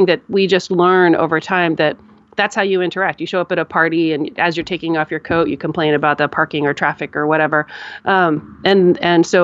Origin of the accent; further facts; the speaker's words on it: United States; I'm an American and here we have a culture of complaining